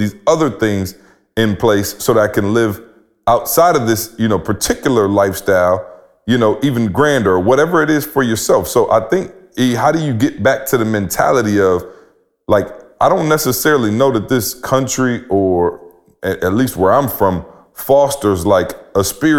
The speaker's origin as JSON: {"language": "English", "region": "Midwest", "country": "United States", "said": "And so where I'm from, I'm going to just be real. Like, I'm from the Midwest."}